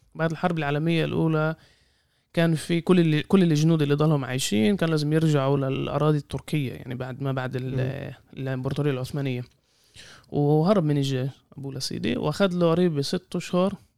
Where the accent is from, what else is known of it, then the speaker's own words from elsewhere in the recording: Jaffa, Tel Aviv District, Israel; احنا اهل يافا